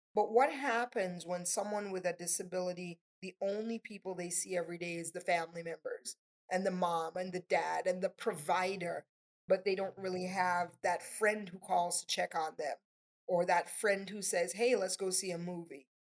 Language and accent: English; Tobago, Trinidad & Tobago; now in Palm Beach, United States; I'm from Trinidad and Tobago, a little bit of an mm. accent there.